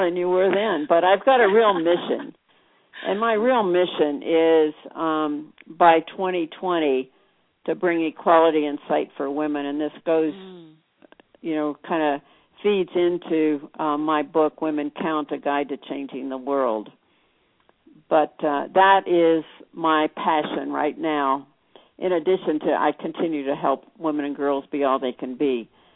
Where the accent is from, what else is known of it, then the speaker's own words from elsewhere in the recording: Illinois, United States; now in Tucson, United States; I'm from Illinois.